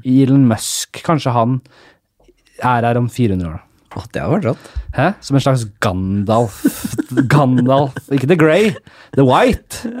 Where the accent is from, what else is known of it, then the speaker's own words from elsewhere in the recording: Oslo, Norway; Vi kommer fra Nordstrand, begge